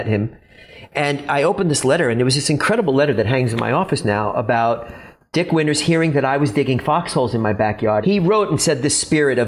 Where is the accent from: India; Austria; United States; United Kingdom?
United States; New York City, New York; I'm from the Bronx.